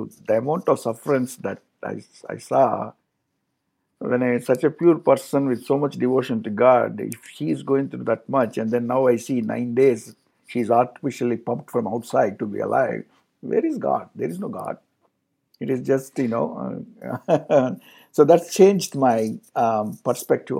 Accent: India; Being an Indian

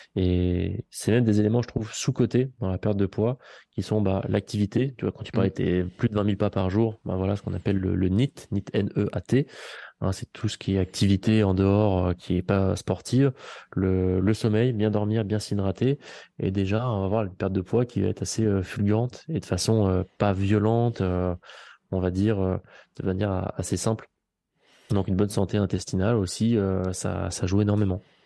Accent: Vichy, Auvergne-Rhône-Alpes, France; je suis d'ici, je suis auvergnat

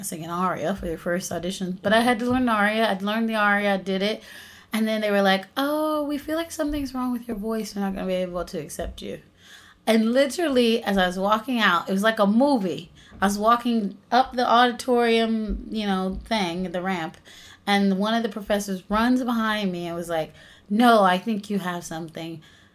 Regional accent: North Carolina, United States; I was raised in North Carolina in a really, really small rural town.

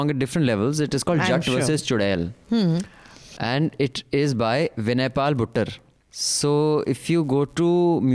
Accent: Dehradun, Uttarakhand, India; my hometown of Dehradun

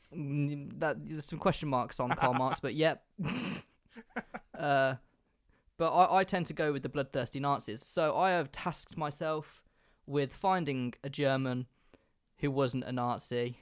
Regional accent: England, United Kingdom; I'm English

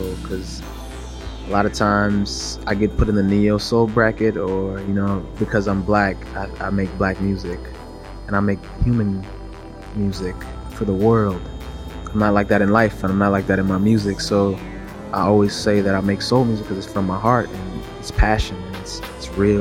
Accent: Miami, Florida, United States; me being a singer and growing up in Miami and being Jamaican

